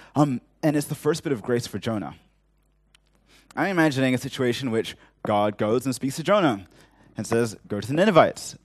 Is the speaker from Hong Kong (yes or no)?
yes; Hong Kong; growing up in Hong Kong